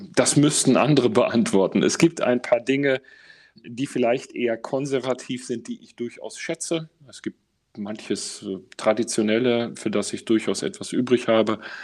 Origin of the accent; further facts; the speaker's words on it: Essen, North Rhine-Westphalia, Germany; ich bin ähm, tatsächlich groß geworden, unmittelbar neben einem Eingang zu einer großen Zeche im Essener Norden